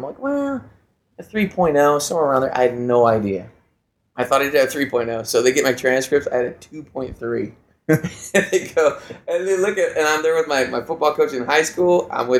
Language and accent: English; California, United States; also born or lived in Chicago, United States; Okay, I was born in Chicago, youngest of four children. And I only lived there for about 6 years. My father worked for IBM, so we transferred quite a bit. So I moved to Southern California when I was about 6 or 7 years old.